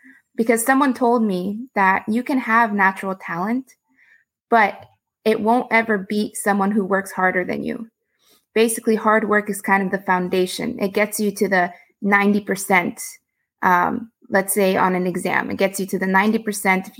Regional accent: Houston, Texas, United States; also born or lived in Austin, Texas; I grew up in Houston, Texas, which is a big energy city

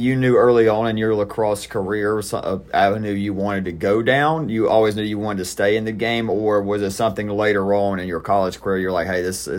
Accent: South Georgia, United States; I grew up in, like I said, I grew up in South Georgia.

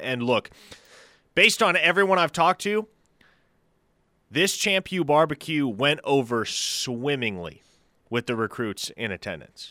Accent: Nebraska, United States; moved away; I grew up in Nebraska where barbecue does not necessarily abound

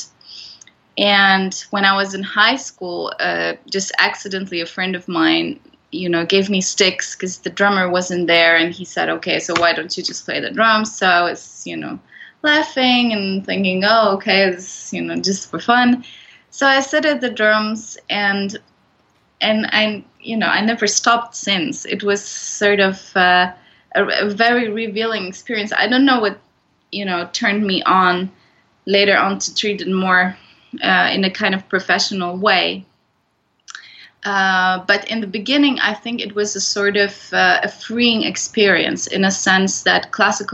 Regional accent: Poland; moved away as an adult; also born or lived in Netherlands; I come from Poland

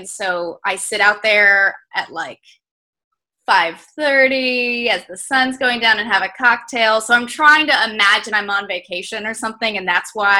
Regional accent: Colorado, United States; moved away; also born or lived in California; I was born in Colorado, actually, and we lived there for a while, and I skied and stuff, and then we moved to California

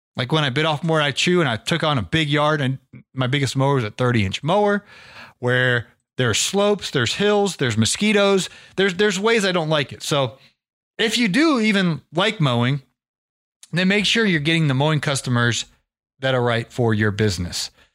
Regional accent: Ohio, United States; I grew up in Ohio

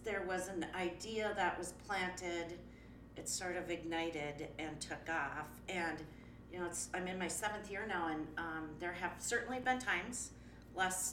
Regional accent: Minneapolis, Minnesota, United States; I am from North Minneapolis, and my first studio was in Robbinsdale

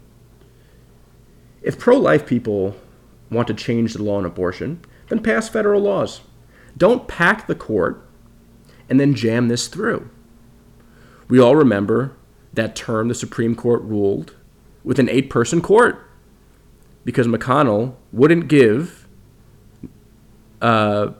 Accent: United States; an American citizen

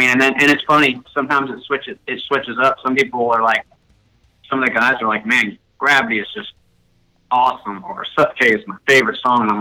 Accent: Atlanta, Georgia, United States; moved away as an adult; now in Austin, United States; I'm actually born and raised in Atlanta, Georgia.

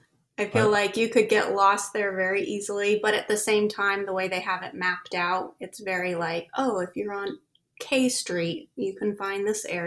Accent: Sunnyvale, California, United States; moved away as an adult; now in Sacramento, United States; So originally we're from the Bay Area, Sunnyvale, which is close to San Jose, Santa Clara, Cupertino area. And then 4 years ago, we moved up here to the Sacramento area. And yeah, we're Bay Area transplants.

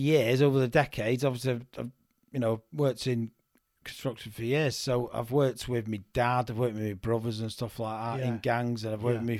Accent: Manchester, North West England, United Kingdom; Well, I'm from Manchester, but the Tameside area of Manchester.

